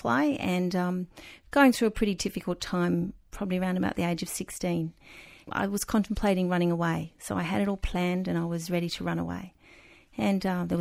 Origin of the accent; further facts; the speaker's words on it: Sydney, New South Wales, Australia; when I was growing up in Beecroft in Sydney